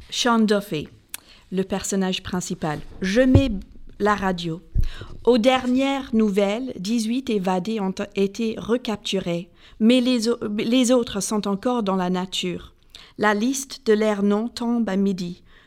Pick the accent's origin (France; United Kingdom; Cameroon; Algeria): United Kingdom; Northern Ireland; moved away; j'ai grandi en Irlande du Nord